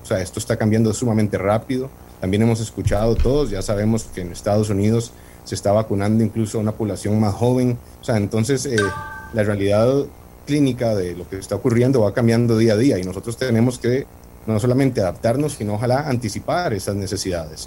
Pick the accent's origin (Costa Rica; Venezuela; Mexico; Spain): Costa Rica; moved away as an adult; Yo tengo 40 años, soy costarricense